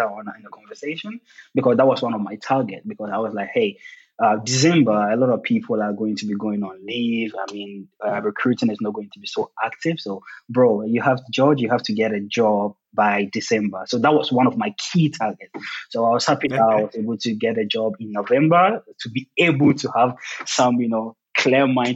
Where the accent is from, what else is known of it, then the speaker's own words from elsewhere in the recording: Ghana; moved away as an adult; now in Germany; I'm originally from Ghana.